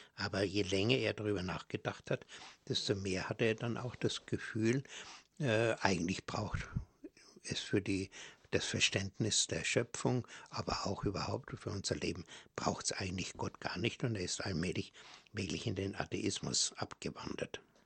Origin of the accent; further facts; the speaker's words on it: Bavaria, Germany; bei uns in Bayern